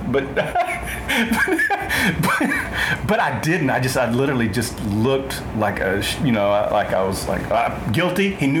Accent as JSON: {"language": "English", "region": "Arkansas", "country": "United States", "said": "I'm from Arkansas"}